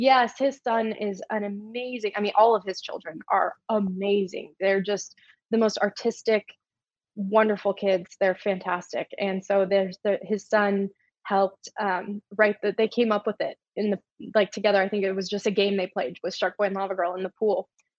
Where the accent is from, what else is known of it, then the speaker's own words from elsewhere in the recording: Michigan, United States; We're both originally from Michigan, not too far from each other. And we had both moved to the same part in California.